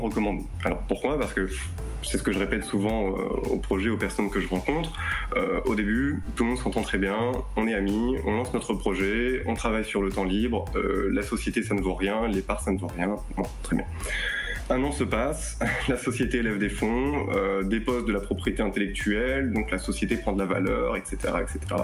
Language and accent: French; France; on est français